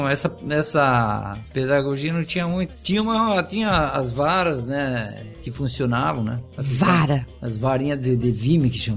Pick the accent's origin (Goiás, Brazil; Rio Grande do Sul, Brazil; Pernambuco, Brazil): Rio Grande do Sul, Brazil; moved away; also born or lived in Florianópolis; Grande do Sul, daí vim para Florianópolis, daí quando me formei em Florianópolis, eu retornei pro, na minha terra natal